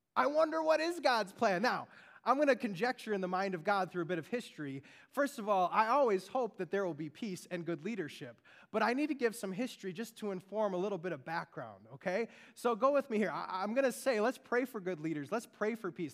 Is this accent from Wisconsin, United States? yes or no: yes; Beaver Dam, Wisconsin, United States; now in Frankfurt, United States; I grew up in Beaver Dam, Wisconsin